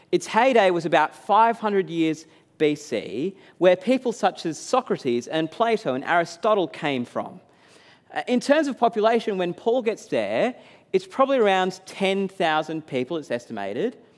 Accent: New South Wales, Australia; I was jealous for her support of the Blues after growing up and supporting them togeth

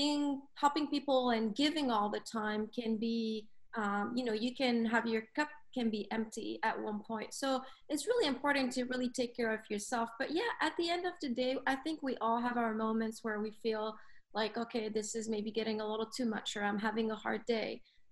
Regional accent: Lebanon; also born or lived in Africa; So I grew up in Africa, right? I'm Lebanese, but I grew up in Africa for probably, I would say, anywhere between 12 to 14 years, if I remember.

